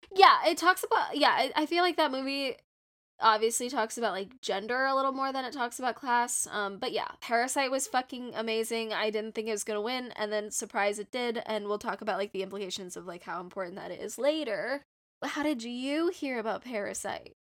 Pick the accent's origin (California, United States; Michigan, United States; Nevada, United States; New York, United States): California, United States; Southern; I am from SoCal